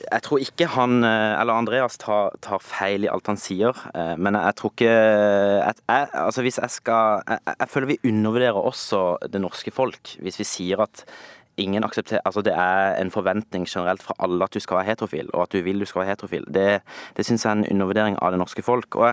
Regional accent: Norway; egentlig veldig lite til felles med eh, veldig mange eh, i den paraden og det miljøet, bortsett fra at jeg er norsk.

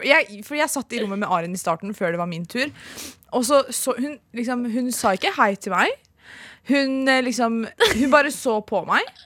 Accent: Norway; Jeg er norsk, men jeg vet hva det betyr.

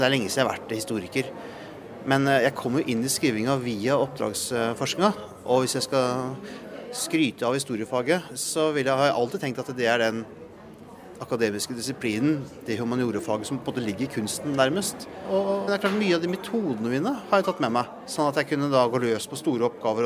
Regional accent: Langesund, Telemark, Norway; jeg er jo, jeg er jo fra Langsund.

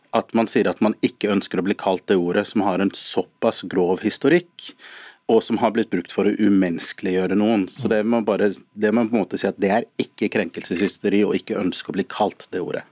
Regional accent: Norway; som norskafrikanere og som nordmenn som er melaninrike

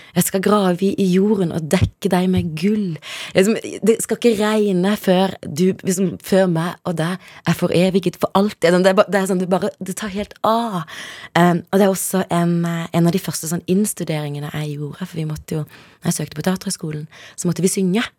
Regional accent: Kristiansand, Agder, Norway; also born or lived in Zimbabwe / Søgne; vokste jeg opp da, på et sted som heter Justvik.

